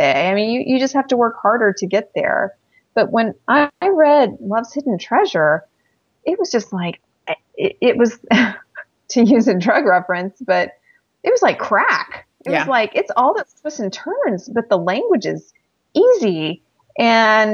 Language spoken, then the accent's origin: English; the South, United States; I'm this girl from the South